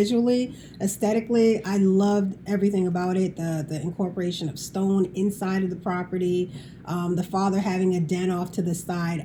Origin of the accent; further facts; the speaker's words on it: Boston, Massachusetts, United States; I'm originally from the Boston area.